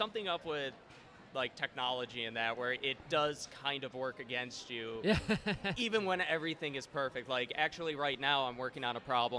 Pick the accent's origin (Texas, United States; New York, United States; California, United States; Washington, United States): New York, United States; Buffalo; moved away as an adult; now in Florida, United States; Born and raised in Buffalo.